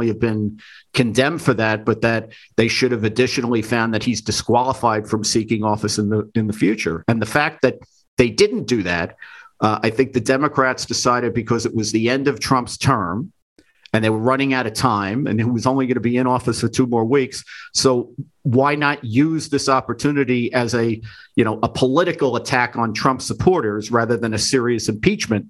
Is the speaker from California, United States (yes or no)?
no; New York City, New York, United States; when I was growing up in the Bronx